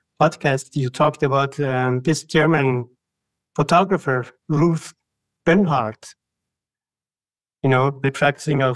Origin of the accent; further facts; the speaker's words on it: Iran; now in Denmark; I'm from Iran